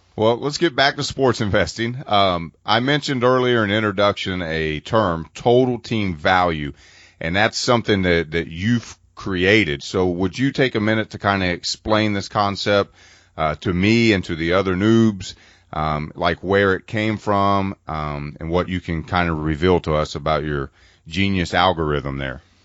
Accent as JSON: {"language": "English", "town": "Cincinnati", "region": "Ohio", "country": "United States", "said": "I'm from Cincinnati"}